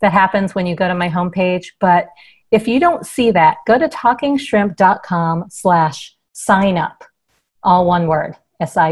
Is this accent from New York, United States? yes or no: yes; New York, United States; growing up in New York, being a dork in New York.